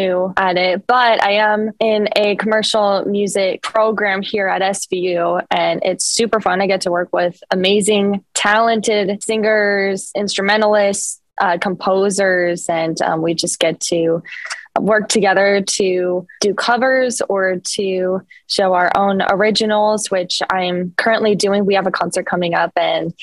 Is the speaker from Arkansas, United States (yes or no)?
no; Bluffton, South Carolina, United States; moved away as an adult; now in Virginia, United States; I'm from Bluffton, South Carolina